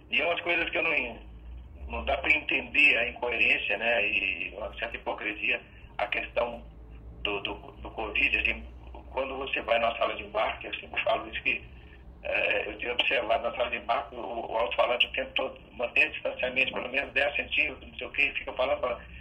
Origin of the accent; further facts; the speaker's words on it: Belo Horizonte, Minas Gerais, Brazil; Sou de Belo Horizonte.